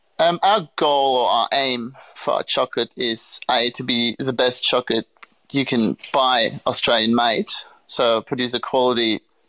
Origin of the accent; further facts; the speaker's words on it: Göttingen, Lower Saxony, Germany; born there; So I was born in Germany, a small town called Göttingen. Not many people know it unless you happen to study physics.